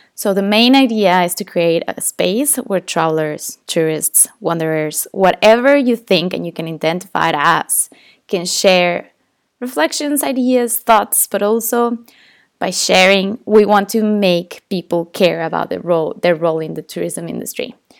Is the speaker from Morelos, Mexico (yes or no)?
yes; Tepoztlán, Morelos, Mexico; English is a second language; my hometown, a beautiful place called Tepoztlán. And growing up in this town is super touristy